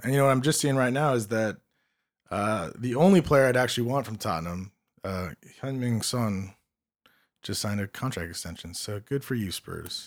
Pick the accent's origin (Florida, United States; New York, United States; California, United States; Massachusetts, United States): California, United States; Los Angeles; I'm born and raised in Los Angeles